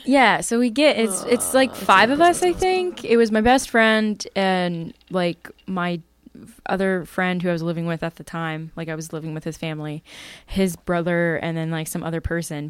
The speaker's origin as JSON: {"language": "English", "area": "Bucks County", "region": "Pennsylvania", "country": "United States", "tie": "born or raised there", "said": "where I grew up in Bucks County is pretty pretty spooky"}